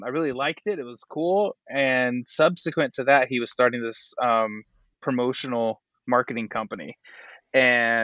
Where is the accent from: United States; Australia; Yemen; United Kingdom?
United States; Walla Walla, Washington; moved away; also born or lived in Los Angeles / Germany; my hometown of Walla Walla